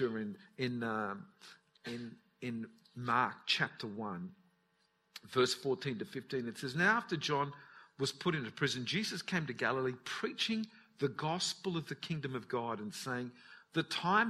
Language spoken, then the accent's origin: English; Newcastle, New South Wales, Australia; My parents, when I was born in Newcastle. They lived in a place called Mayfield